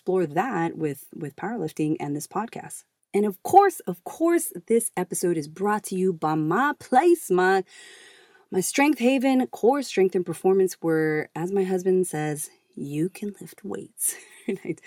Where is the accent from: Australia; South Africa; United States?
United States; Hawaii; we're both from Hawaii